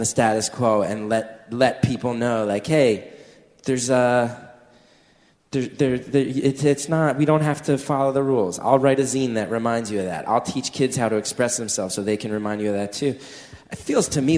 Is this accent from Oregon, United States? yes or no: no; New Jersey, United States; moved away; Growing up in North Jersey